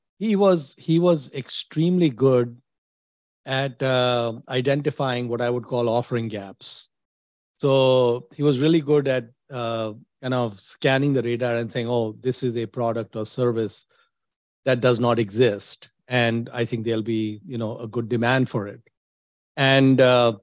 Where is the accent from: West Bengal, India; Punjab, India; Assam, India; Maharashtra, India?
Maharashtra, India; Mumbai; moved away as an adult; also born or lived in Delhi, India / Dubai, United Arab Emirates; now in United States; I was born in Bandra in Mumbai, Amchi, Mumbai